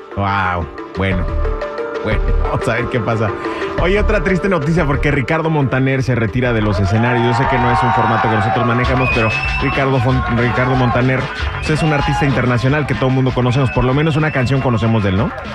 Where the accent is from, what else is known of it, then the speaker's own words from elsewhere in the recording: Mexico; now in Los Angeles, United States; nos tenemos que ir de nuestro país